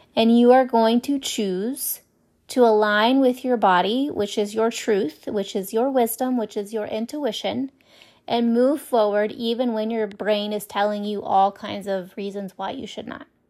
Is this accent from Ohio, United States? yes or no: yes; Ohio, United States; moved away; I was raised in Ohio and there's a lot of snow in the winter